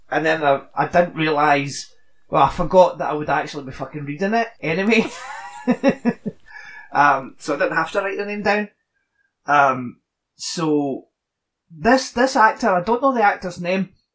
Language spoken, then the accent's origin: English; Scotland, United Kingdom; I'm Scottish and can barely speak English